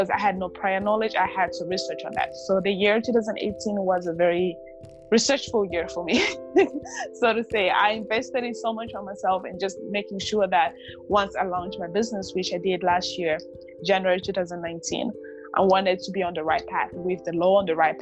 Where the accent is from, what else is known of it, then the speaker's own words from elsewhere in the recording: Namibia; moved away as an adult; also born or lived in Democratic Republic of the Congo; now in United States; I was raised in Namibia